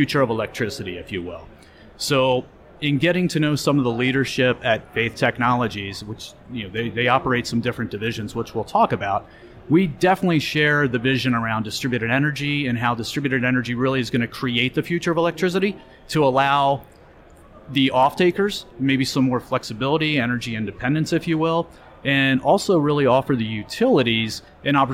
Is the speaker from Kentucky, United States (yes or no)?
yes; Greater Cincinnati area, Northern Kentucky, United States; I grew up in the Northern Kentucky, Greater Cincinnati area